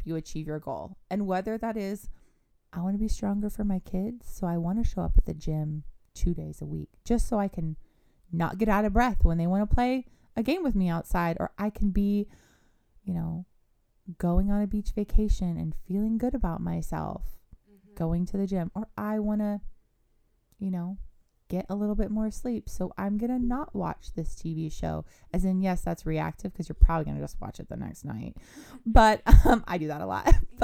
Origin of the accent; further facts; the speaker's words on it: California, United States; now in Dallas, United States; I'm from California